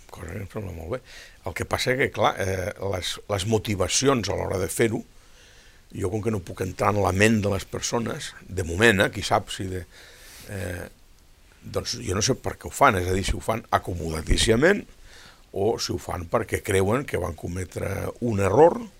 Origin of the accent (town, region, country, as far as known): Catalonia, Spain